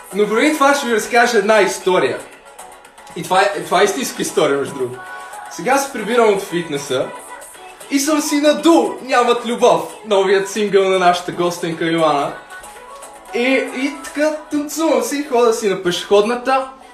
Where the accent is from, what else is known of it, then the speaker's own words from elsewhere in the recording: Lom, Montana Province, Bulgaria; now in Sofia, Bulgaria; От Лом.